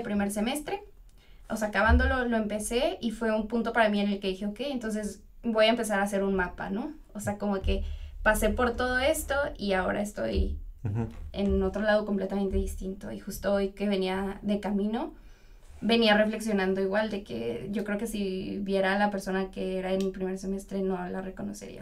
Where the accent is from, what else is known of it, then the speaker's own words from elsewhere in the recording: Toluca, State of Mexico, Mexico; moved away as an adult; now in Monterrey, Mexico; soy de Toluca